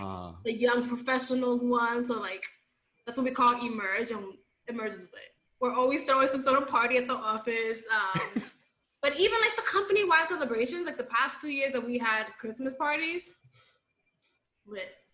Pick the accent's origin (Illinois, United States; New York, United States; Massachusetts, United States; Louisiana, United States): New York, United States; New York City; I grew up in the Bronx.